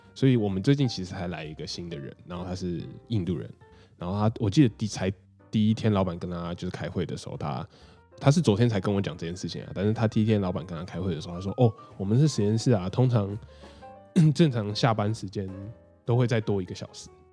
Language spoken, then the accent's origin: Chinese; Taipei, Taiwan; moved away as an adult; also born or lived in Chiayi / United States; 我是台北人，可是我大学的时候就选择到嘉义去读哦